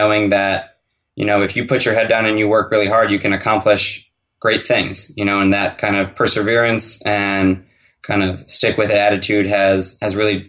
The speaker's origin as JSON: {"language": "English", "town": "Annapolis", "region": "Maryland", "country": "United States", "tie": "born or raised there", "said": "I grew up here in Annapolis, Maryland"}